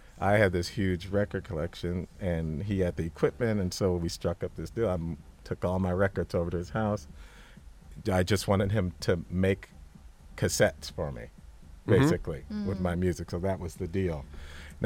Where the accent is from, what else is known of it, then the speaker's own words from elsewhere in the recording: Santa Monica, California, United States; I grew up a skater in Santa Monica